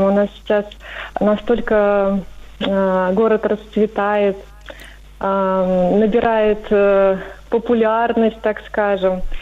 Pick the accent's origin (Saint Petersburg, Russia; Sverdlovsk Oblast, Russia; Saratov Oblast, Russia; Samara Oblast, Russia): Saratov Oblast, Russia; Saratov; Здравствуйте … я из города Саратов.